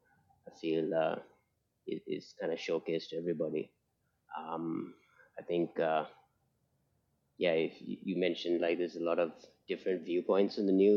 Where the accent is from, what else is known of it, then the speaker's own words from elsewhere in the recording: Sri Lanka; I'm from Sri Lanka